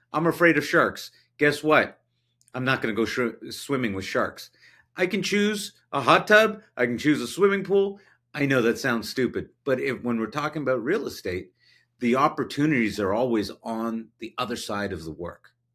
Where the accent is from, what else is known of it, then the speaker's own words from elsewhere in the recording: Canada; as a Canadian